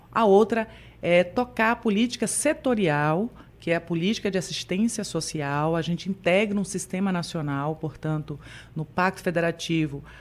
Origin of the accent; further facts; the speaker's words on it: Itamaraju, Bahia, Brazil; also born or lived in Itabuna; now in Salvador, Brazil; Eu sou originalmente de Itamaraju, é, extremo sul da Bahia. Já chego aqui, morei também um período em Itabuna e chego aqui em 97, há bastante tempo aqui em nossa querida capital.